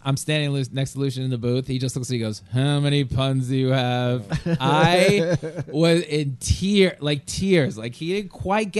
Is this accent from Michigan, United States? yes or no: no; Long Island, New York, United States; I'm from Long Island, but I really started in Jersey and the city. So I guess people, my style's more like New York City now, I guess.